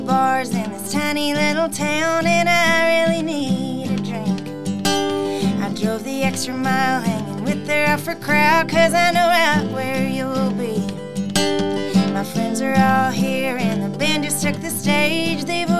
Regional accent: Canby, Oregon, United States; I wrote it about my hometown. I was born and raised in Canby, Oregon, and we only have two bars.

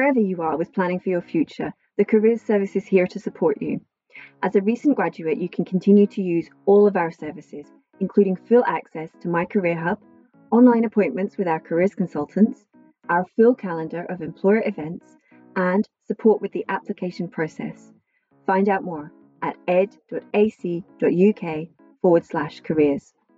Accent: Ecuador; moved away as an adult; also born or lived in Manchester; now in Edinburgh, United Kingdom; I come from Ecuador in South America

